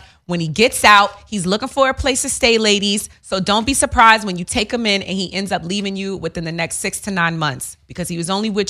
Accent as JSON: {"language": "English", "region": "New York", "country": "United States", "tie": "born or raised there", "said": "growing up in New York"}